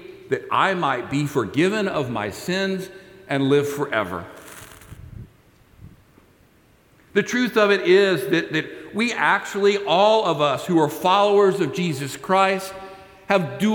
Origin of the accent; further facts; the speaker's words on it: Texas, United States; I'm a Texan